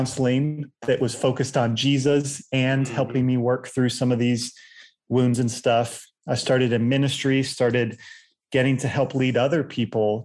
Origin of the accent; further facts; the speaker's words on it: Virginia Beach, Virginia, United States; also born or lived in Chiang Mai, Thailand / Manila, Philippines; I grew up in Virginia Beach, Virginia